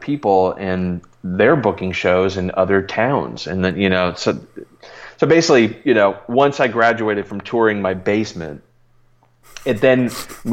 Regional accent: Milwaukee, Wisconsin, United States; I grew up just outside of Milwaukee

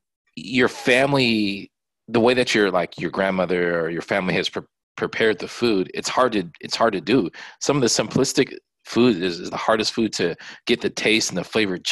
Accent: Japan; born there; I was born in Japan, so I have, Japanese food that I lean towards

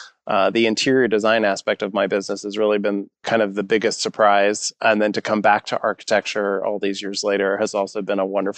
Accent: Missouri City, Texas, United States; Being a young man in Texas, if you're interested in design, there's a few different directions you might be pushed.

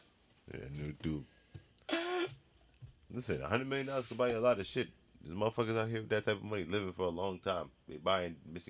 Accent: Hartford, Connecticut, United States; I was born in Hartford Hospital.

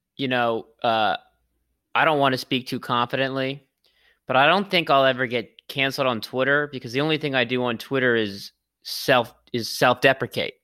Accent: Los Angeles, California, United States; I'm from Los Angeles

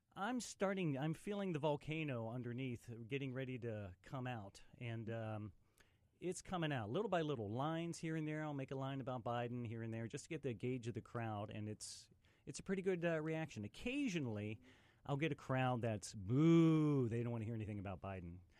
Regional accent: West Virginia, United States; moved away; also born or lived in Pittsburgh, Pennsylvania; I'm originally from West Virginia

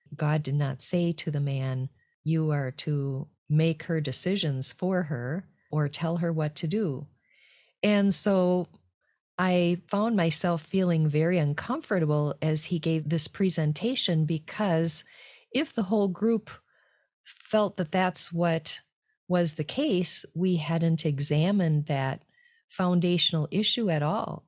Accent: United States; moved away as an adult; also born or lived in France; being an American in a group of French people.

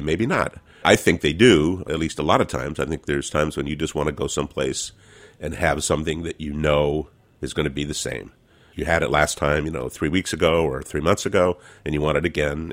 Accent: California, United States; I am a Californian

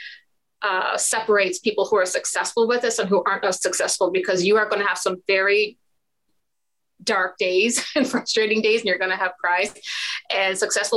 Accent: Ontario, Canada; I'm a Canadian investor, specifically here in Ontario, Canada

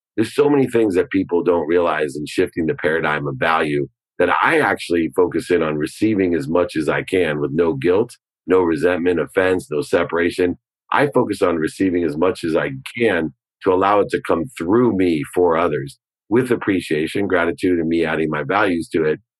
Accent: Ohio, United States; a Buckeye like me

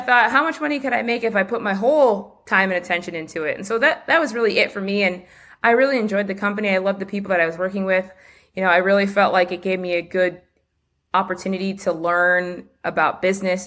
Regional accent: Los Angeles, California, United States; I grew up just near Dodger Stadium, not far from downtown L A in, in Mount Washington

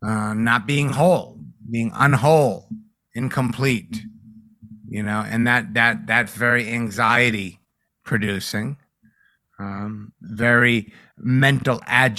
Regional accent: East Coast, United States; Maybe it's because I'm from the East Coast or whatever

